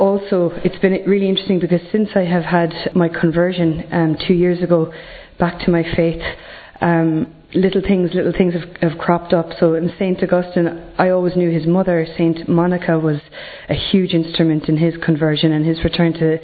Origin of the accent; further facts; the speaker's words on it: Ireland; I'm from Ireland